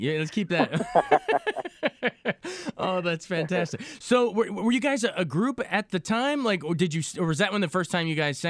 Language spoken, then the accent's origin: English; Frederick, Maryland, United States; I grew up in Frederick